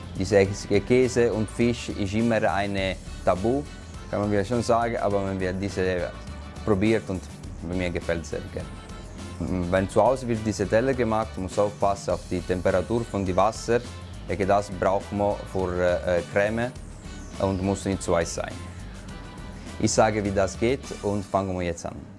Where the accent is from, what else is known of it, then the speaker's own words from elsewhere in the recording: Apulia, Italy; German is a second language; moved away as an adult; also born or lived in Vieste; now in Switzerland; Ich bin geboren in Apulia und habe ich auch die Fachschule auch in Vieste gemacht in Apulia. Äh, Im Alter 19 Jahre ich bin ich in die Schweiz gekommen